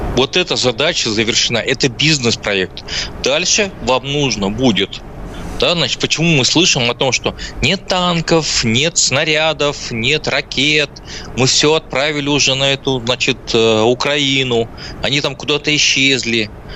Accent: Izhevsk, Udmurtia, Russia; also born or lived in Tatar; я родился в Ижевске

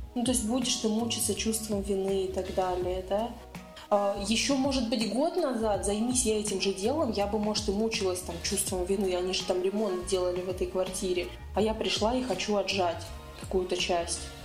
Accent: Nizhny Novgorod, Nizhny Novgorod Oblast, Russia; я из Нижнего

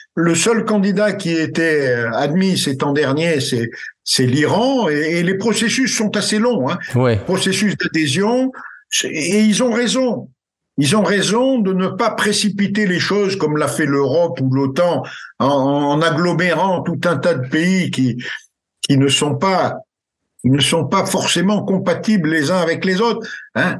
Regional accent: France; chez nous en France

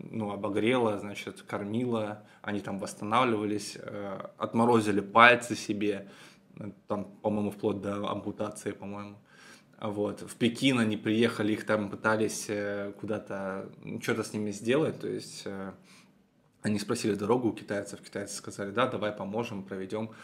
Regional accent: Petrozavodsk, Republic of Karelia, Russia; Петрозаводска, моего родного города, Карелия

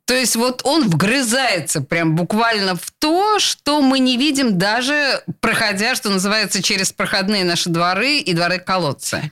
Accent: Saint Petersburg, Russia; Я родилась и выросла в Петербурге

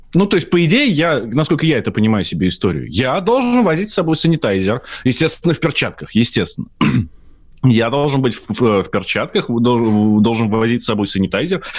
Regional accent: Moscow, Russia; я москвич

